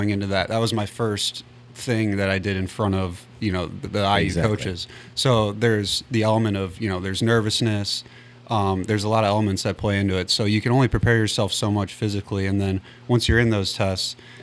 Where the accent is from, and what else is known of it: St. Louis, Missouri, United States; born or raised there